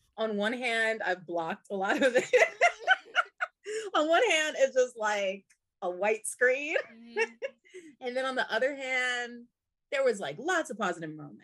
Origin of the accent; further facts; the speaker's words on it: Pennsylvania, United States; I'm from Pennsylvania